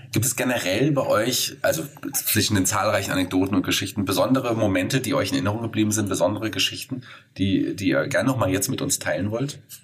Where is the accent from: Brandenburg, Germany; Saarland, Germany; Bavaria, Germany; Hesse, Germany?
Hesse, Germany; Fulda; ich bin leider zwar gebürtiger Fulderer